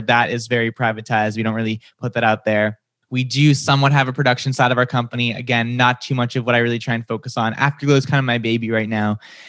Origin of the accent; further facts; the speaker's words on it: Massachusetts, United States; accent: Boston; So I grew up outside of Boston. Sometimes my accent comes out. Sometimes it doesn't. It really depends on my mood. If I get really excited, you'll hear the Boston come out.